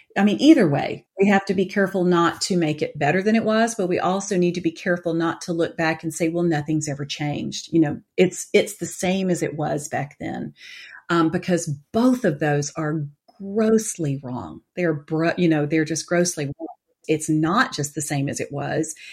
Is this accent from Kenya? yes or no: no; Atlanta, Georgia, United States; moved away; also born or lived in Colorado; born and raised in Atlanta